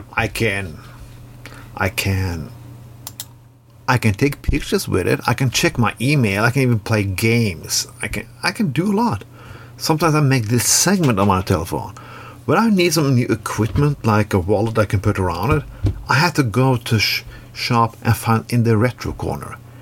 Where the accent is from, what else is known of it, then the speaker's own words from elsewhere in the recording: Norway; when I grew up in Norway in the 80s and 90s